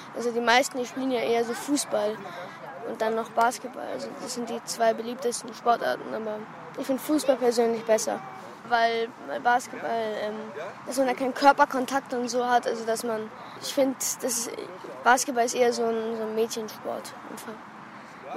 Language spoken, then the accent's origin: German; Germany; ich bin Deutscher